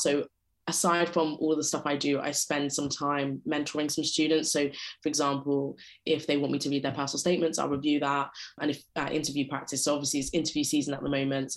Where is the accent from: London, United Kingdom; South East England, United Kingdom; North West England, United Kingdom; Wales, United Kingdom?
London, United Kingdom; I grew up and live in London and went to school in London